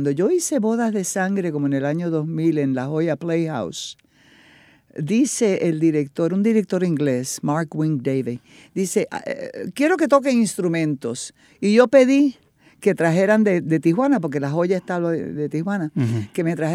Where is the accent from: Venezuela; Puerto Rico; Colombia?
Puerto Rico; Fajardo; moved away as an adult; also born or lived in United States; Nací y me crié en Fajardo